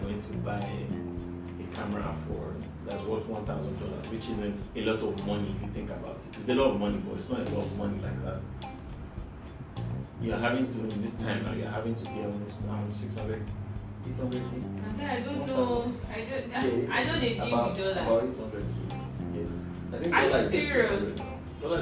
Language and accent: English; Nigeria; being a Nigerian parent